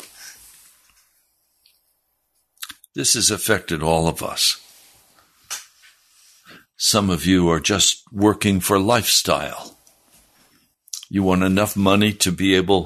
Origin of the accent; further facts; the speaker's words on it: United States; as Americans